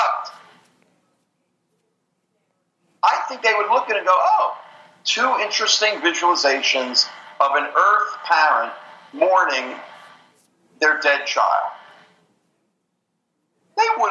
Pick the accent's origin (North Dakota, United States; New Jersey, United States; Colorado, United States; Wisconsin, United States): New Jersey, United States; I'm from New Jersey